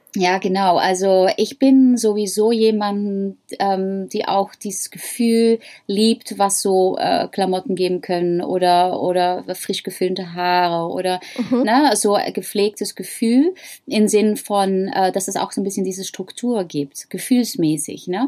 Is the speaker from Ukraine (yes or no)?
no; Netherlands; accent: Dutch; German is a second language; moved away; ich habe ein holländisches Akzent